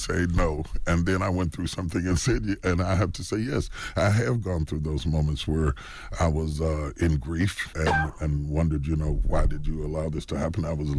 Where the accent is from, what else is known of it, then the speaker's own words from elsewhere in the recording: West Virginia, United States; And I come from West Virginia. I'm a country boy.